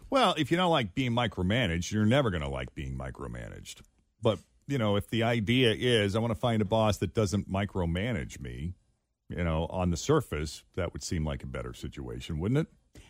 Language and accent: English; Massachusetts, United States; now in Cincinnati, United States; in my home state of Massachusetts